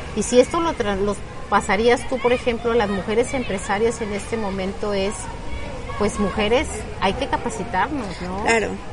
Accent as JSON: {"language": "Spanish", "country": "Mexico", "said": "nuestro país y mucho para nuestra cultura como mujeres mexicanas"}